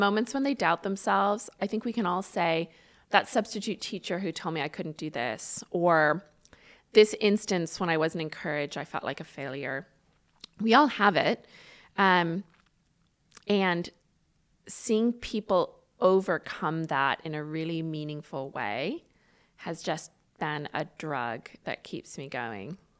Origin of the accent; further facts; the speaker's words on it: Ireland; now in United States; I grew up the, the beginning part of my life in Ireland